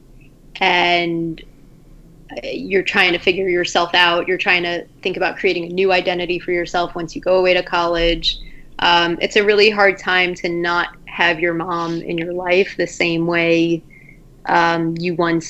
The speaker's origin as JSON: {"language": "English", "area": "Long Island", "region": "New York", "country": "United States", "tie": "born or raised there", "said": "my hometown in Long Island"}